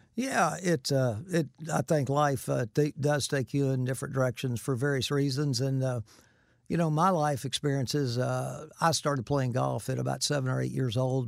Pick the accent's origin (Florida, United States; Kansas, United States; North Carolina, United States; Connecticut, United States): Florida, United States; Winter Haven; also born or lived in Sikeston, Missouri / Vero Beach, Florida; we moved to Winter Haven when I was just a year old, so I don't remember much about Sikeston, Missouri, but, um, all my life I've lived in, in Florida at Winter Haven and Vero Beach